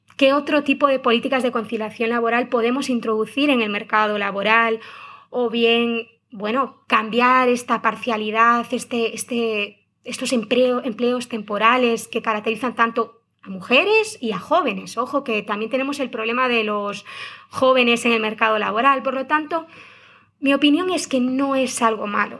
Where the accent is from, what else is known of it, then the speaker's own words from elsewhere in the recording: Galicia, Spain; Como buena gallega